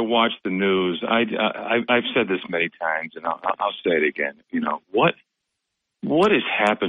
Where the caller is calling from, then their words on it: Binghamton, New York, United States; Yeah, … from Binghamton. Good morning.